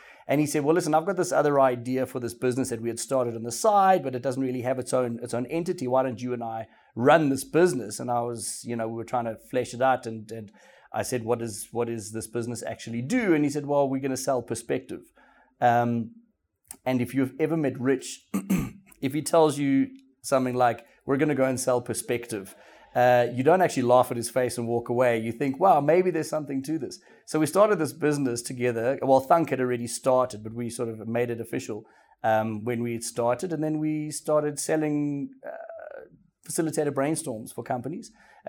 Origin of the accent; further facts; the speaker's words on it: Welkom, Free State, South Africa; moved away; I grew up in Welkom in the Free State. It's a small millie growing mining town or city. It's classified as a city.